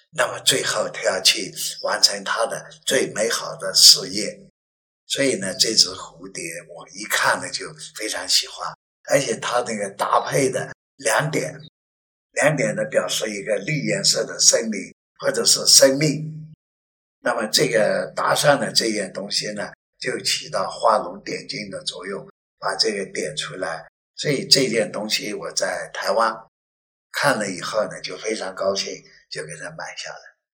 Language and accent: Chinese; Yunnan, China; 我云南人叫蜂蜜花